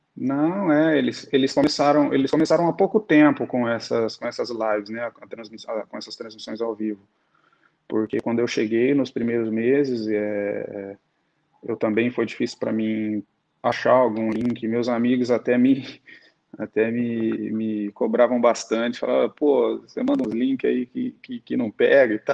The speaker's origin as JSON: {"language": "Portuguese", "town": "Ribeirão Preto", "region": "São Paulo", "country": "Brazil", "tie": "born or raised there", "moved": "as an adult", "lives_now": "Azerbaijan", "said": "a cidade onde eu nasci, fui criado"}